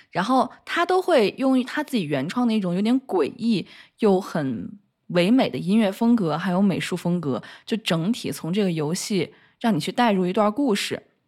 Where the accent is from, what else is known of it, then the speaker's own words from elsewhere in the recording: Luoyang, Henan, China; 我洛阳人嘛